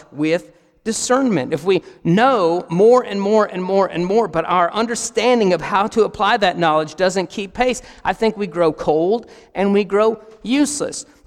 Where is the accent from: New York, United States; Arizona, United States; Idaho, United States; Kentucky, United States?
Kentucky, United States; Barren County; moved away as an adult; we're from Barron County, Kentucky